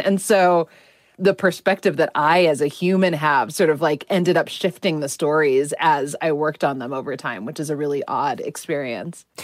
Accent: United States; I'm Indian American

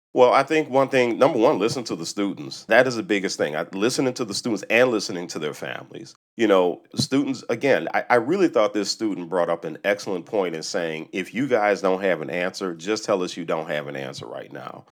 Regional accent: New Orleans, Louisiana, United States; I grew up in New Orleans, a predominantly black city, about sixty percent black.

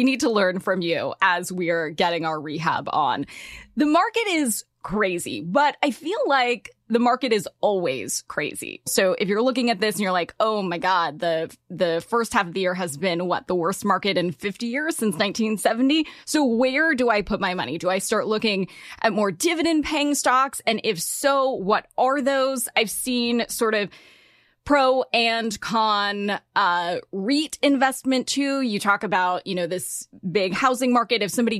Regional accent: Los Angeles, California, United States; I'm from LA.

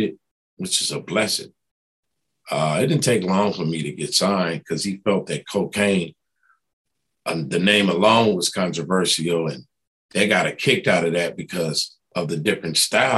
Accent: East Coast, United States; moved away; I'm from the East Coast

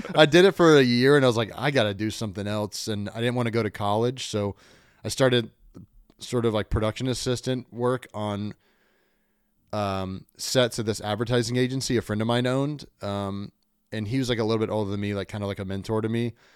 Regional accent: Kentucky, United States; moved away; also born or lived in Chicago / New York / Richmond; I grew up in Kentucky

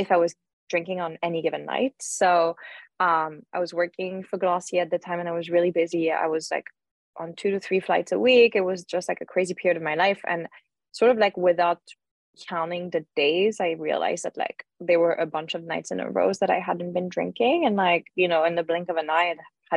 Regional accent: Lyon, Auvergne-Rhône-Alpes, France; moved away; I grew up in Lyon

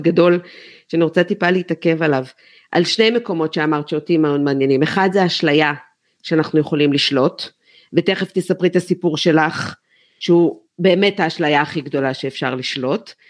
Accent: Haifa, Haifa District, Israel; גדלנו ביחד בחיפה

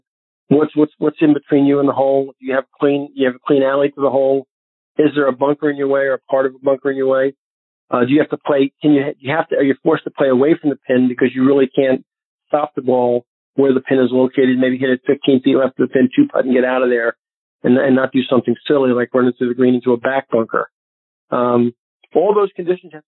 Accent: Northeast, United States; now in Naples, United States; growing up in the Northeast

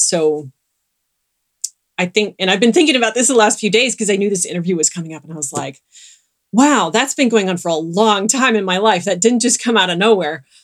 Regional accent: Southern California, United States; I grew up in Southern California

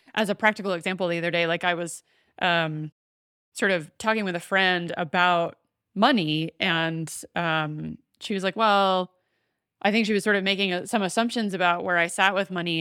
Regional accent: the South, United States; I grew up in the South

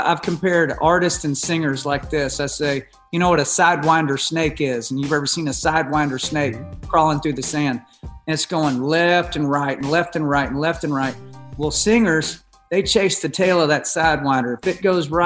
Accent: United States; as an American songwriter myself

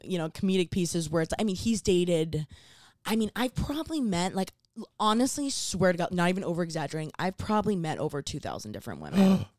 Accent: Miami, Florida, United States; growing up in Miami, had a boat.

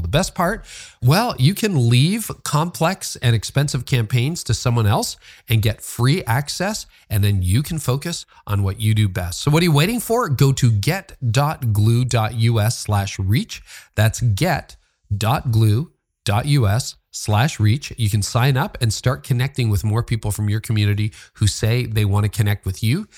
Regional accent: Canada; I'm a Canadian

